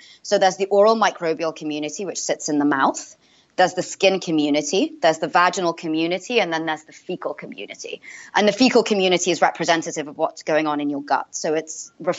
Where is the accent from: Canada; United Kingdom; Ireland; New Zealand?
United Kingdom; London; moved away as an adult; now in Boston, United States; I grew up in Northwest London. Well, it's actually quite close to Central London. But yeah, I went to school there and university.